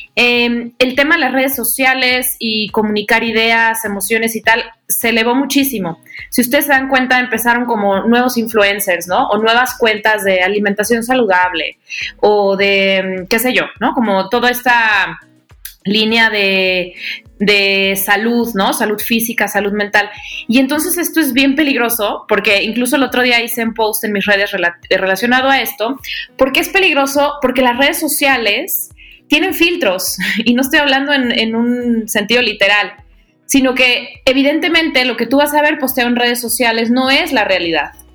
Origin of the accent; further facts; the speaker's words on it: Guadalajara, Jalisco, Mexico; now in Mexico City, Mexico; las dos somos, somos tapatías y vivimos en la Ciudad de México